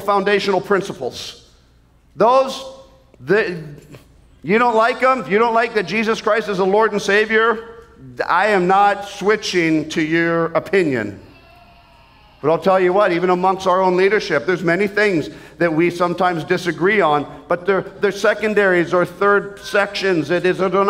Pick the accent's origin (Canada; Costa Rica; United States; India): Canada; as a Canadian